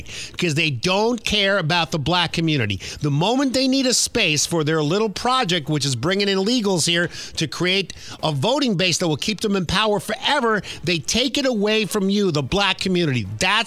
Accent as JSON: {"language": "English", "town": "New York City", "region": "New York", "country": "United States", "tie": "born or raised there", "said": "I grew up in Queens, New York"}